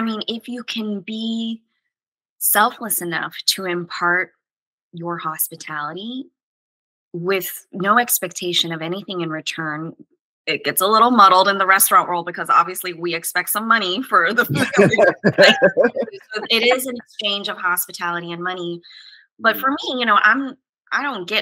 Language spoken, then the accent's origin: English; the South, United States; moved away; I'm from the South